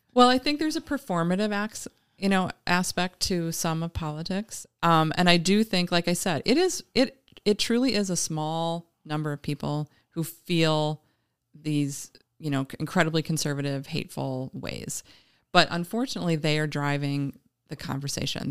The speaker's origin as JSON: {"language": "English", "town": "Green Bay", "region": "Wisconsin", "country": "United States", "tie": "born or raised there", "also_born_or_lived": "Philadelphia / Madison", "lives_now": "Appleton, United States", "said": "I grew up in Green Bay."}